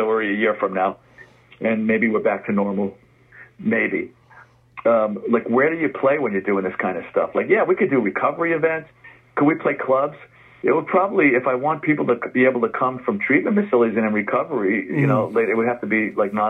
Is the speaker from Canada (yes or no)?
no; New York, United States; Like I said, I grew up in the Bronx. Our kitchen window overlooked the stadium. We were at the top of the hill.